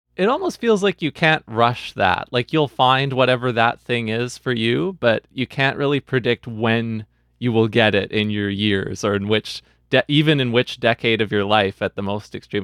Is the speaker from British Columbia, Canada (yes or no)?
yes; Vancouver, British Columbia, Canada; I was away from the Vancouver jazz community that I had grown up in for several years until COVID